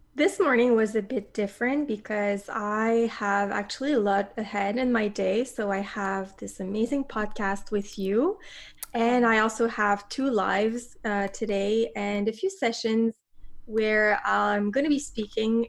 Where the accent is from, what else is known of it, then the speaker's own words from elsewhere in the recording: Montreal, Quebec, Canada; moved away as an adult; also born or lived in south of Spain; i came back to my hometown of montreal